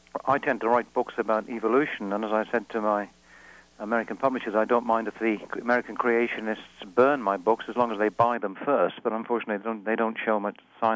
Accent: Wales, United Kingdom; I'm Welsh

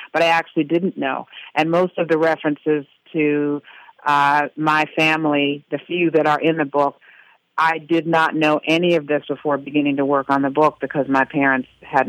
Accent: Washington, District of Columbia, United States; I was raised in Washington, D.C., surrounded by people who were part of the Great Migration from North Carolina, from South Carolina, from Georgia, from Virginia

